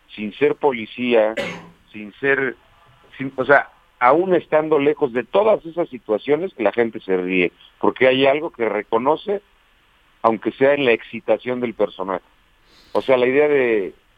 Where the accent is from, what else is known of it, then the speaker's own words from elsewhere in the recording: Toluca, State of Mexico, Mexico; moved away as an adult; now in Mexico City, Mexico; Yo nací en Toluca, Estado de México. En Toluca. Y ahí, ahí crecí hasta los 18 años que me vine para la Ciudad de México